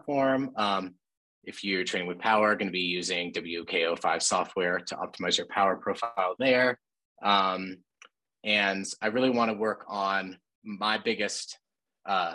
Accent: Bozeman, Montana, United States; we grew up in Bozeman

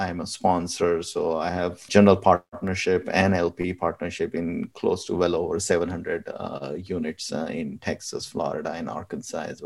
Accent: India; moved away as an adult; now in United States; back home, I'm from India

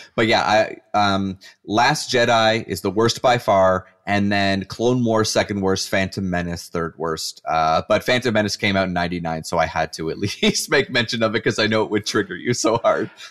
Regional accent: Canada; I'm a Canadian

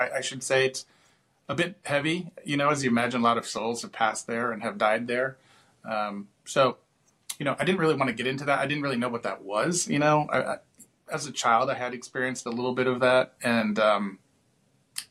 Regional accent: Washington, District of Columbia, United States; also born or lived in Gettysburg; I grew up in Washington, D.C.

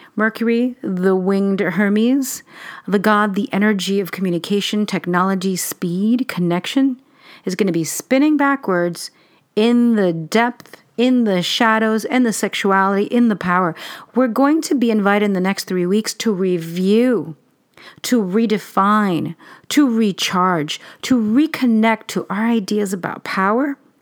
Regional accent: New York City, New York, United States; I didn't grow up in Long Island, I grew up in Queens

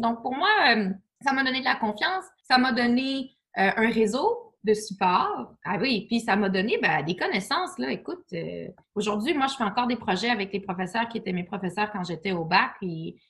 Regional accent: Quebec City, Quebec, Canada; moved away; also born or lived in Toronto; je viens de Québec

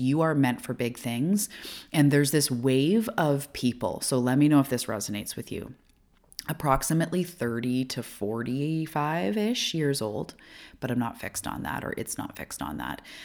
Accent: Canada; also born or lived in Vancouver Island, British Columbia; I am a Canadian living off the west coast of Canada

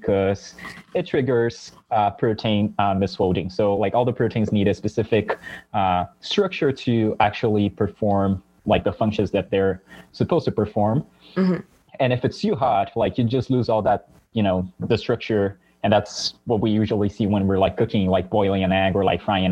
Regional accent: São Paulo, Brazil; English is a second language; moved away as an adult; now in Stanford, United States; I was born and raised in Brazil, in São Paulo specifically

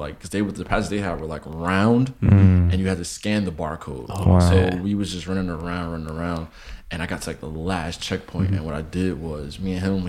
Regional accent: Newark, New Jersey, United States; I'm from Newark

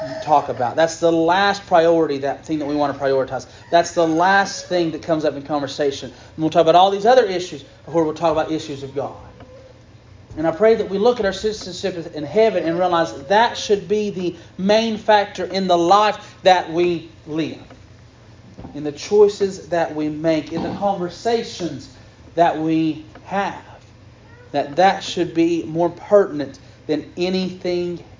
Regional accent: Campbell County, Tennessee, United States; we're citizens of Campbell County.

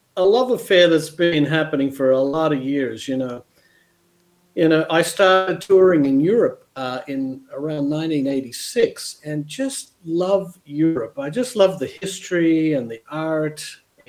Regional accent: Canberra, Australian Capital Territory, Australia; moved away as an adult; also born or lived in Los Angeles, United States; now in Spain; I grew up in Canberra

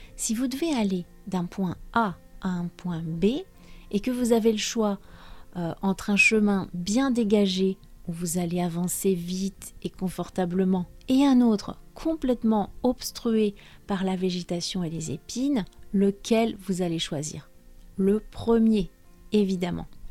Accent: France; also born or lived in Brittany

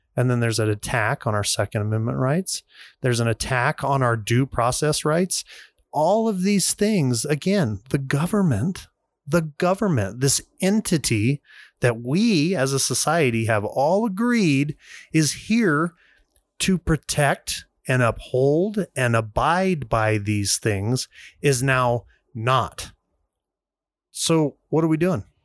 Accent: United States; as an American

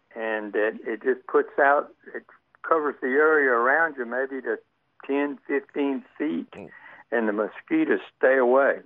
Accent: Alexandria, Louisiana, United States; also born or lived in Lafayette, Louisiana; now in Decatur, United States; I'm from Louisiana originally. Born in Alexandria, lived in Lafayette, as the natives say, for about ten years

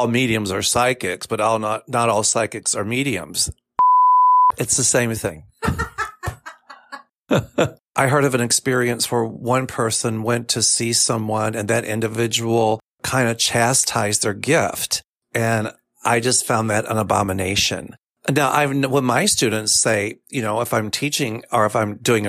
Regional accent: Kentucky, United States; now in Chicago, United States; I'm from Kentucky originally

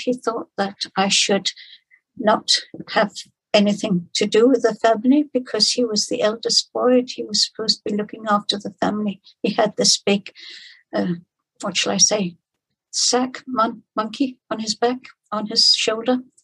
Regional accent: Denmark; I'm from Denmark and I worked in the refugee camp in uh, Copenhagen

